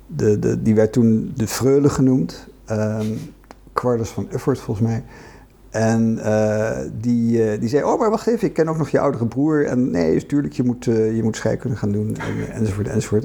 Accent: Oegstgeest, South Holland, Netherlands; geboren in Oostgeest.

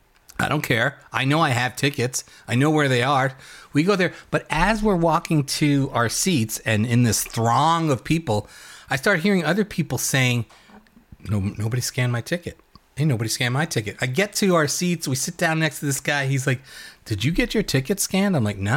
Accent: New York City, New York, United States; moved away; I was from Brooklyn

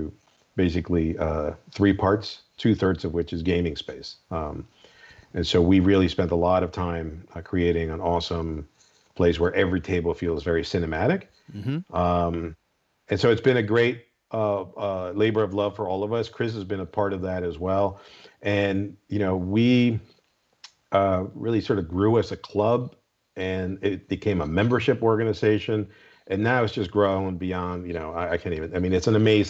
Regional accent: Venezuela; also born or lived in Colombia; now in United States; I grew up in Latin America. I grew up in Venezuela and Colombia half the time until we migrated up to the States.

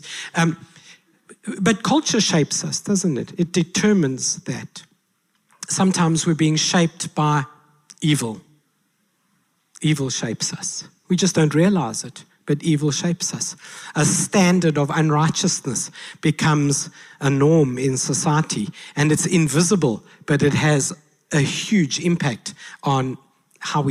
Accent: South Africa; I said, South Africa

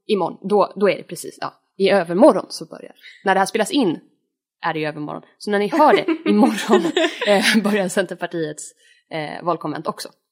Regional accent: Norrland, Sweden; Jag är uppvuxen i Norrland

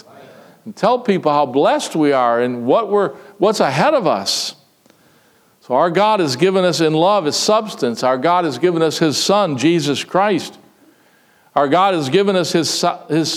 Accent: United States; to be Americans, to be citizens of the United States of America

